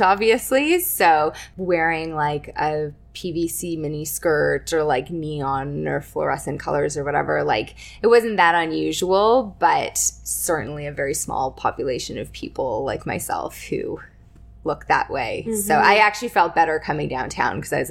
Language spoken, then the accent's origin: English; Toronto, Ontario, Canada; I grew up in Scarborough